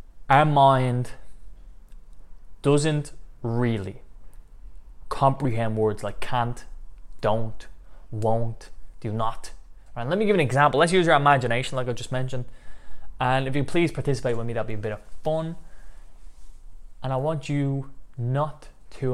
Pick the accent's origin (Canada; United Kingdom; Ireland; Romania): Ireland; Dublin, Leinster; I'm from Dublin, Ireland